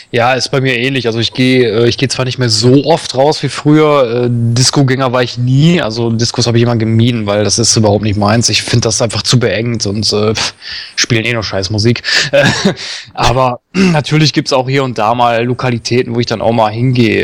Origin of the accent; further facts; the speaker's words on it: Duisburg, North Rhine-Westphalia, Germany; Also ich bin ja gebürtiger Duisburger, das heißt äh, Grenze Düsseldorf.